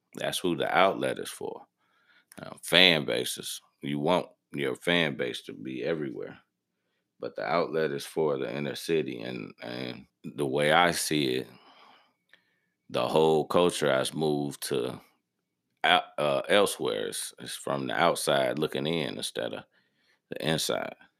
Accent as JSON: {"language": "English", "town": "Harvey", "region": "Illinois", "country": "United States", "said": "I'm from Harvey, Illinois. That's in the south suburbs of the city of Chicago, Illinois"}